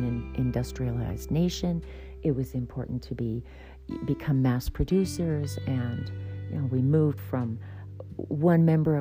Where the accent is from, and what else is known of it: United States